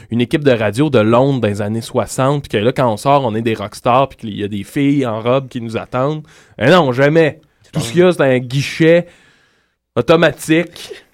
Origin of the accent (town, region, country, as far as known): Quebec, Canada